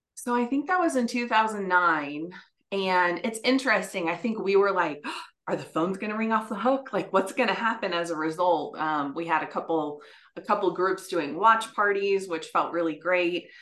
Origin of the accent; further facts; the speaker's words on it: West Lafayette, Indiana, United States; I actually grew up in West Lafayette